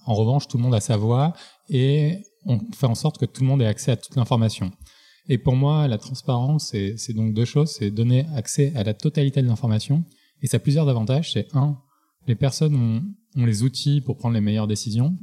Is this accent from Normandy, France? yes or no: no; Marseille, Provence-Alpes-Côte d'Azur, France; je viens de Marseille, grandi